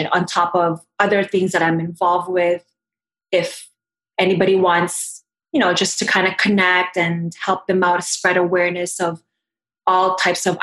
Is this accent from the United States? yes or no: no; Philippines; Ate, because I'm Filipino, is in my culture, it means big sister.